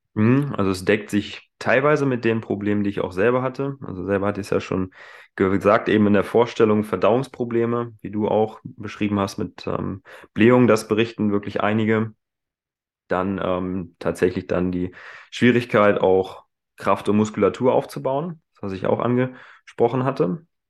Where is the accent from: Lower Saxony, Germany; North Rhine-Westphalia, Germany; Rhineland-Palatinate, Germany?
Lower Saxony, Germany; Hanover; moved away as an adult; also born or lived in Hildesheim; Ursprünglich komme ich aus Hannover, bin also nicht weit, weit weggekommen